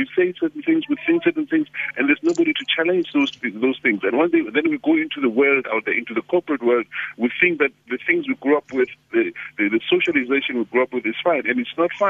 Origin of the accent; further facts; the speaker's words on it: Soweto, Gauteng, South Africa; I grew up in Soweto.